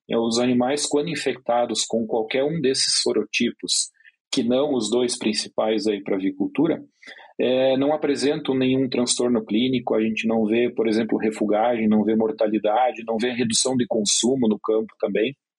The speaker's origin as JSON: {"language": "Portuguese", "region": "Rio Grande do Sul", "country": "Brazil", "moved": "yes", "said": "eu venho lá do sul, do Rio Grande do Sul"}